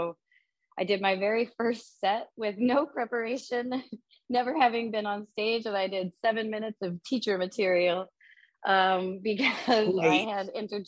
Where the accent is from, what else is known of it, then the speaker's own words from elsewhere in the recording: Austin, Texas, United States; now in New York City, United States; Yeah, I'm originally from, I grew up around Austin, Texas, but I was born in oil country up in North Texas, but always a very small town. I went to college in Austin and decided to move to New York City.